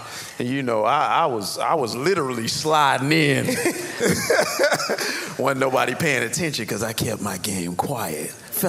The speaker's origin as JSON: {"language": "English", "town": "Miami Gardens", "region": "Florida", "country": "United States", "said": "First of all, I'm from Carroll City, girl."}